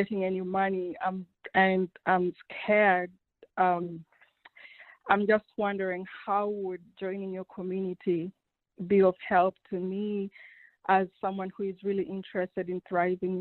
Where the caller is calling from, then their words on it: Austin, Texas, United States; I'm calling from Austin, Texas